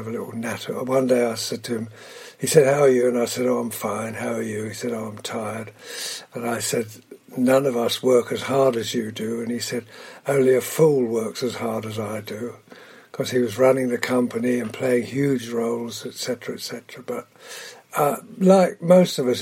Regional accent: Cambridgeshire, East of England, United Kingdom; also born or lived in London; I was born in London and brought up in Cambridgeshire during the war

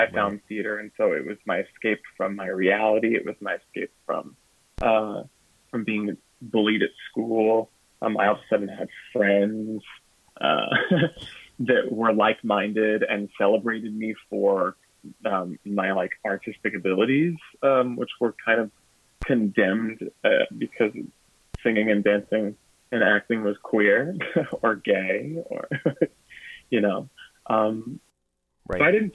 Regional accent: Texas, United States; growing up in Texas was definitely not the easiest in the 90s and early 2000s

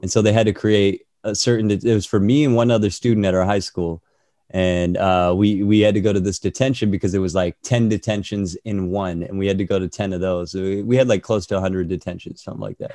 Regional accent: Orange County, California, United States; moved away as an adult; also born or lived in Toronto, Canada; I'm from Orange County, but I moved to Toronto when I was eighteen.

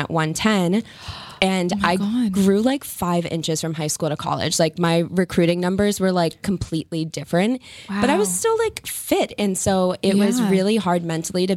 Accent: Acushnet, Massachusetts, United States; moved away as an adult; also born or lived in San Diego; I'm from Acushnet. You have likely never heard of it. It's a small town. It's a farm town.

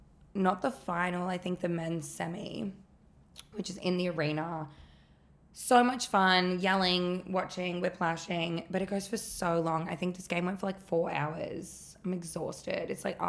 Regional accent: Melbourne, Victoria, Australia; moved away; I'm from Melbourne.

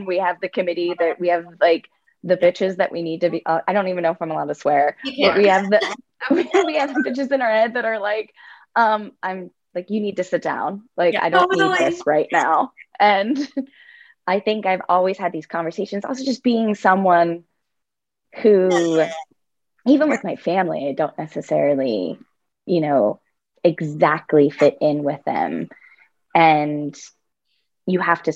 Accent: Altoona, Pennsylvania, United States; I grew up in Altoona, Pennsylvania

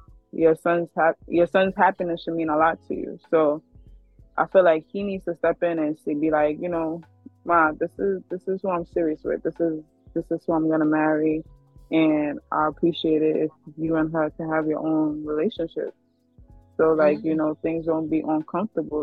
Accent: Nigeria; me being Nigerian. So, Yoruba people, when we see our elders, we kneel down and greet them.

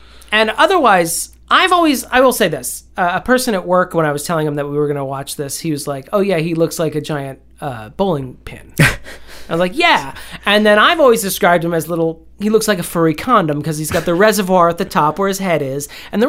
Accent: Scotland, United Kingdom; Yeah, but I'm Scottish, so it gets a lot of stuff.

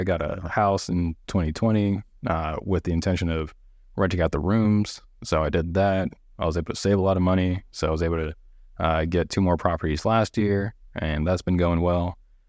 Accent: Honolulu, Hawaii, United States; now in San Antonio, United States; I'm originally from Honolulu, Hawaii, born on the island of Oahu. My mom was active duty military.

